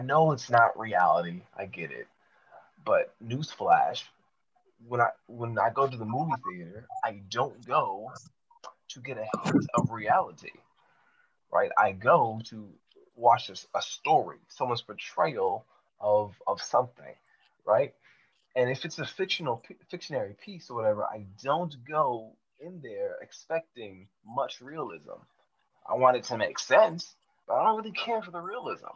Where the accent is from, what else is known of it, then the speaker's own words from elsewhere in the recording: El Paso, Texas, United States; I grew up in El Paso, Texas